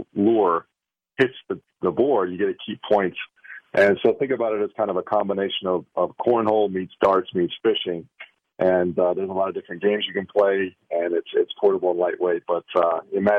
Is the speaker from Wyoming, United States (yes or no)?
yes; Wyoming, United States; I grew up in Wyoming fishing in the Uinta Mountains